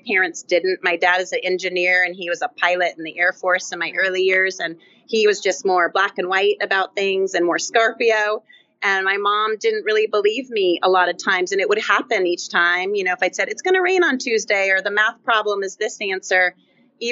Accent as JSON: {"language": "English", "town": "Fair Oaks", "region": "California", "country": "United States", "tie": "born or raised there", "said": "I grew up in Fair Oaks, which some know, by the American River, but outside of Sac by about 20 or 30 miles"}